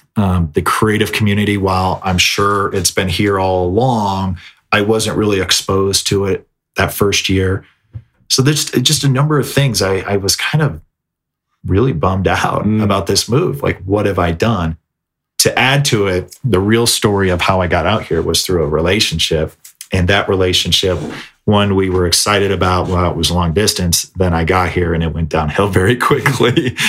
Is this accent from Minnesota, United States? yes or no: yes; Minnesota, United States; also born or lived in South Florida; growing up in Minnesota, I mean, I'm no stranger to snow, but coming from lush green South Florida